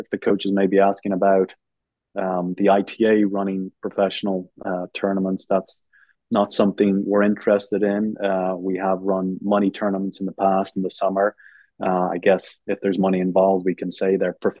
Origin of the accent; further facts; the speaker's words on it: Ireland; moved away as an adult; now in United States; I'm from Ireland